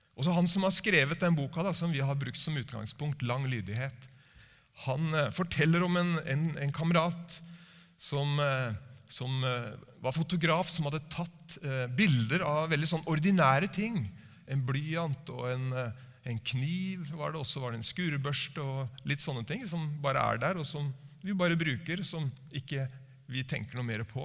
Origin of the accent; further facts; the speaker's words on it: Norway